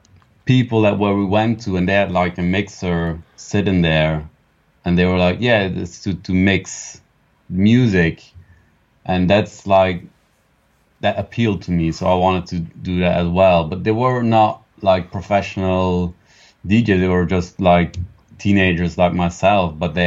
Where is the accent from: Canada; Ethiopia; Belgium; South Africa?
Belgium; English is a second language; In Belgium, yeah.